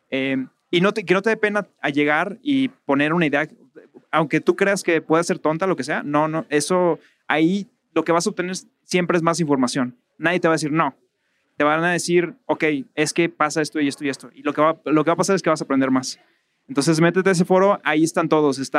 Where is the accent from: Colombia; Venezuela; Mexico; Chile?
Mexico; Mazatlán, Sinaloa; soy de Mazatlán